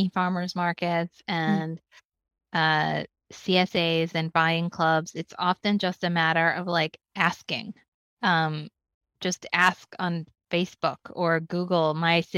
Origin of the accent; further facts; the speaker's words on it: Philadelphia, Pennsylvania, United States; growing up in Philadelphia